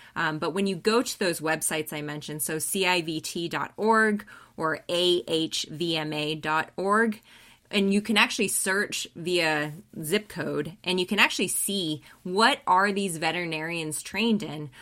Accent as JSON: {"language": "English", "region": "Colorado", "country": "United States", "also_born_or_lived": "New Zealand", "moved": "as an adult", "said": "I'm originally from Colorado, but went to New Zealand"}